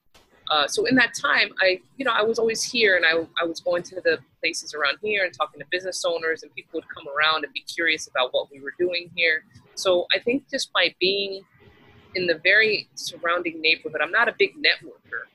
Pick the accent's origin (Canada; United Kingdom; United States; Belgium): United States; Texas; moved away as an adult; now in Miami, United States; I grew up in Texas